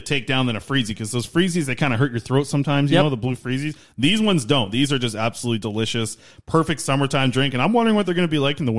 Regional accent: Nanaimo, British Columbia, Canada; That's my hometown where I grew up.

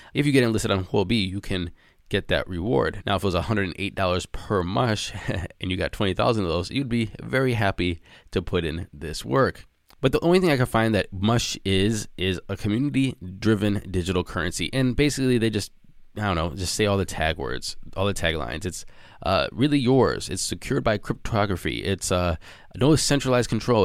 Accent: United States; as an American

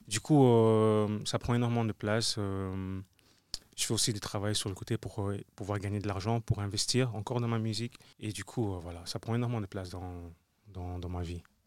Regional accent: Brussels, Brussels-Capital Region, Belgium; je suis un artiste euh, bruxellois

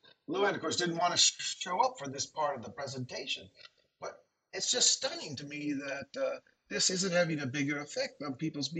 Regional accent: California, United States; I'm from California. The whole family's there.

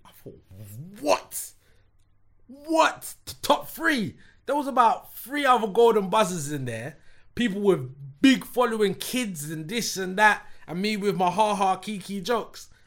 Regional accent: London, United Kingdom; not only am I from London, I'm from West London.

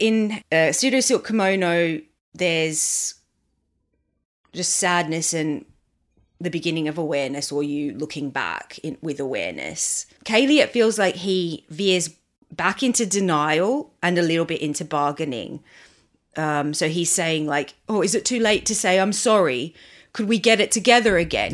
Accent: Australia; I grew up in Australia.

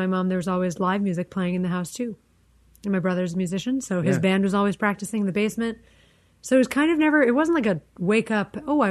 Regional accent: Washington, District of Columbia, United States; I am from here, from the Tenleytown, Friendship Heights area.

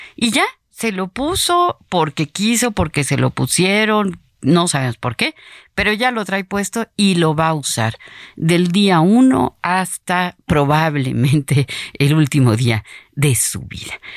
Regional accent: Mexico; nuestro pueblo mexicano

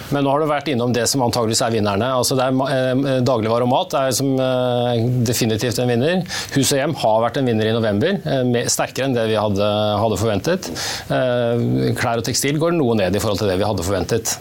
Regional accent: Norway; som nordmenn

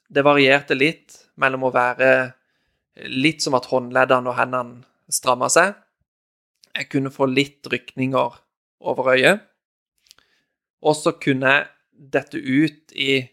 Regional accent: Norway; moved away as an adult; familien min hjemme i Norge

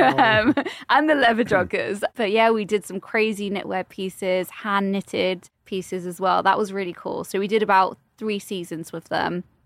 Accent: London, United Kingdom; accent: British; I'm also from London.

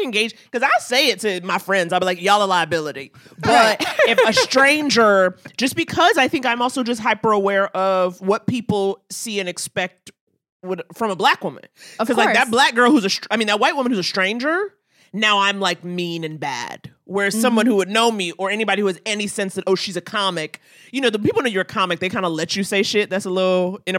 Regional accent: New York, United States; growing up in New York, growing up in Harlem

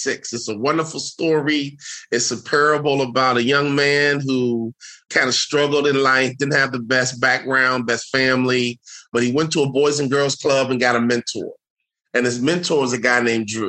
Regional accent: Chicago, Illinois, United States; moved away as an adult; also born or lived in Salt Lake City; I'm from Chicago

